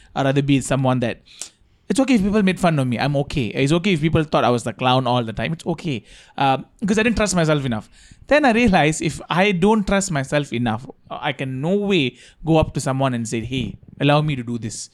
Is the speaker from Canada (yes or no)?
no; India; as an Indian